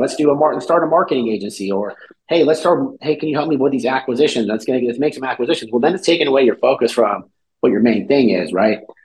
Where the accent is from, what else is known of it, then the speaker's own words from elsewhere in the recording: California, United States; moved away as an adult; also born or lived in Cleveland, Ohio; I'm from California originally. I moved out to Ohio